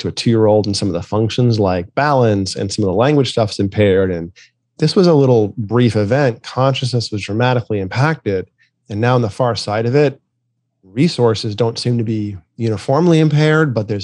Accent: New England, United States; I grew up in New England

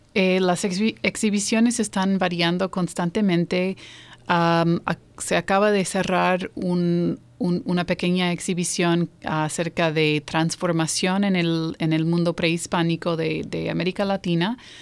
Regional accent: New York, United States; also born or lived in Iowa / Mexico City; now in Baltimore, United States; sí nací aquí, yo nací en Nueva York, Ah, soy de ahí, eh, pero he vivido en Iowa, he vivido en la Ciudad de México y eh, ahora estoy radicada aquí en Baltimore

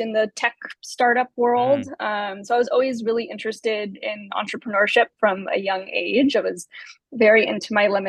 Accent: Carmel, California, United States; I grew up for the most part in California, from a small town called Carmel, about 2.5 hours south of San Francisco

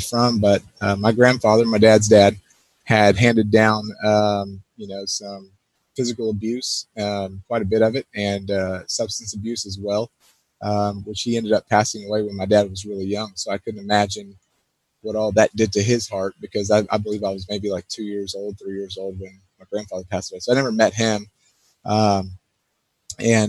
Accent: Pearland, Texas, United States; also born or lived in Houston, Texas; I spent almost all of my life, from kindergarten through high school in a small town, probably not so small anymore, Pearland, Texas

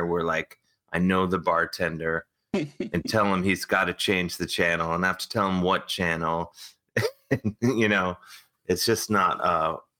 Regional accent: Cleveland, Ohio, United States; now in New York, United States; growing up in Cleveland, that was sort of, there's me and like two other kids in my school who are into hockey

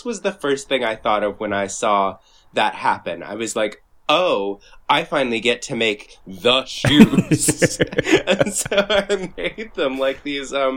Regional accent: Birmingham, Alabama, United States; now in Brooklyn, United States; I grew up in Birmingham, Alabama, and now I live here.

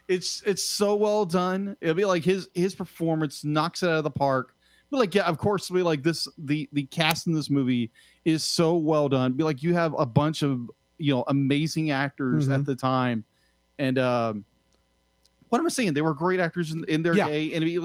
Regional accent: United States; I'm not British. I'm American.

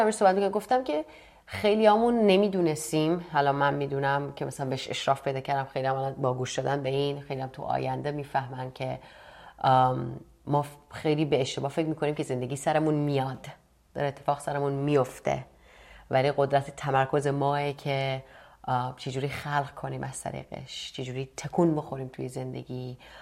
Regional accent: Iran; moved away; توی ایران هم که بودم مهاجرت کردم

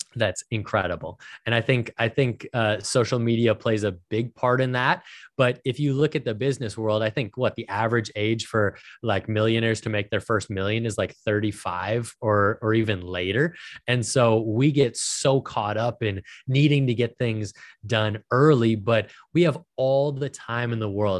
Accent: Minnesota, United States; I was born and raised in Minnesota.

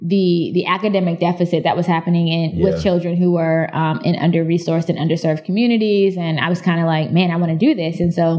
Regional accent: Clarion, Pennsylvania, United States; when I tell people I'm from Clarion, they're like, okay.

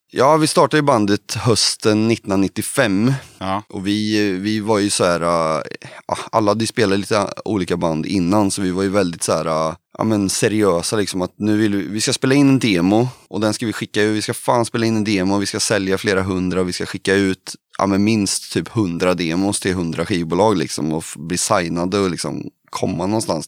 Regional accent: Kristinehamn, Värmland, Sweden; vi kommer ju från Kristinehamn i Värmland då.

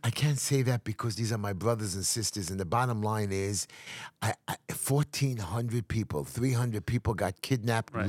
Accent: New York City, New York, United States; I'm here in America, in New York City, which I'm never going to leave

